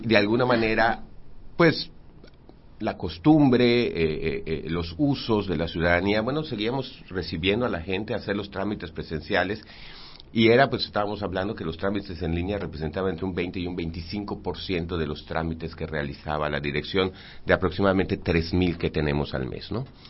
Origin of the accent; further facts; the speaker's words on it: Mérida, Yucatán, Mexico; yo crecí en Santiago